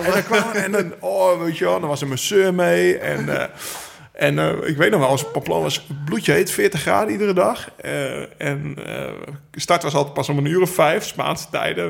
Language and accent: Dutch; Netherlands; als Nederlanders, als Hollandse jongens